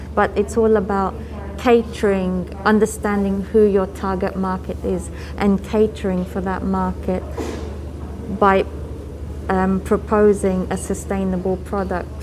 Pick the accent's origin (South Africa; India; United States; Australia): India; my Indian origin, but just because I'm Indian